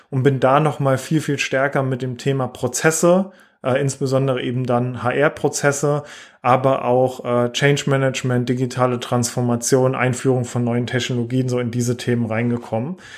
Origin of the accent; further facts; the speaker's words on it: southwest Germany, Germany; Wie man auch hört, äh, komme ich so aus der Region, ähm, eher Richtung äh, im Süden äh, in Deutschland oder Südwesten.